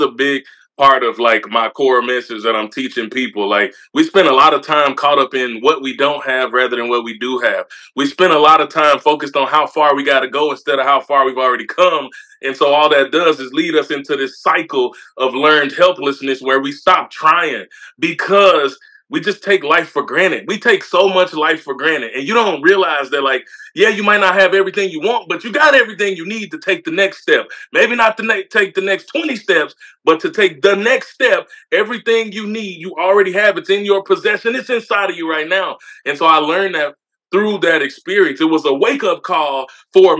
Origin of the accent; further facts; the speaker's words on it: Mississippi, United States; also born or lived in Memphis, Tennessee; I was born in Memphis, Tennessee, raised in Mississippi